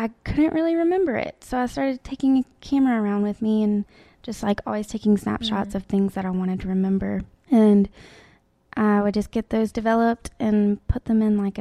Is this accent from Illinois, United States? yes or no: no; Tuscaloosa, Alabama, United States; now in Birmingham, United States; I am from Tuscaloosa. Mm. I live in Birmingham